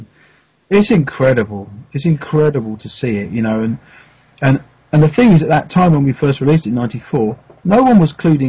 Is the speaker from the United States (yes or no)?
no; United Kingdom; obviously, we're British, so we only know the teams we know